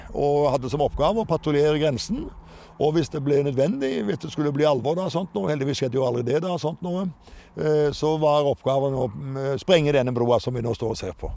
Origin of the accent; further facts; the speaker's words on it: Jæren, Rogaland, Norway; moved away as an adult; now in Kirkenes, Norway; Rogaland offentlige landsgymnas eh, på Jæren, der jeg vokste opp